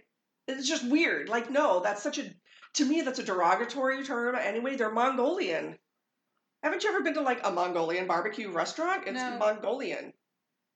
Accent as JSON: {"language": "English", "region": "New Jersey", "country": "United States", "said": "What am I, a New Jerseyan?"}